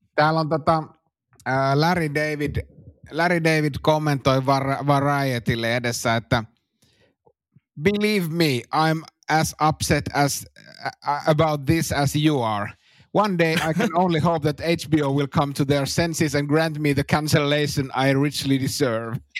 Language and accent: Finnish; Suomussalmi, Kainuu, Finland; meillä Suomussalmella